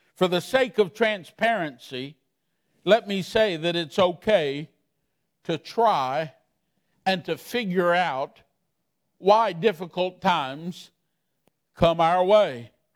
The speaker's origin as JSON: {"language": "English", "town": "Miami", "region": "Florida", "country": "United States", "tie": "born or raised there", "said": "I'm from Miami, Florida."}